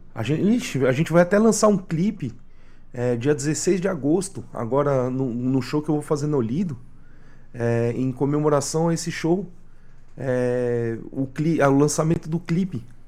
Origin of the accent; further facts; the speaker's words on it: Brazil; enquanto brasileiras, brasileiros